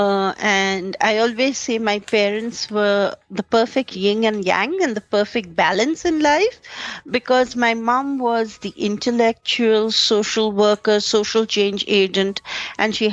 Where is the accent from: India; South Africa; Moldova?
India; growing up in an average upper middle class Indian family